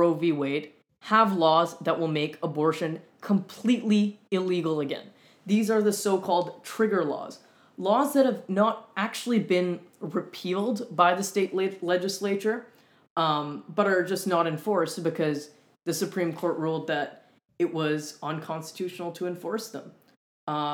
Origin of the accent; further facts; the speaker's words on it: Winnipeg, Manitoba, Canada; moved away as an adult; now in Montreal, Canada; I'm originally from a little bit further west in Canada than Montreal. I'm from Winnipeg, Canada.